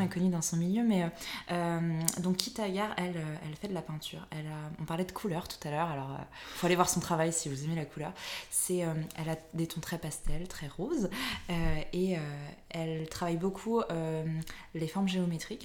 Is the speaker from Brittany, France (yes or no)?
yes; Brittany, France; je suis bretonne